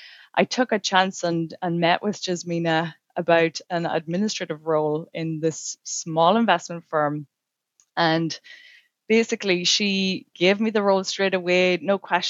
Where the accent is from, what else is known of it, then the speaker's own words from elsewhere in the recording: Ireland; moved away as an adult; now in Canada; To explain the accent, I came from Ireland 12 years ago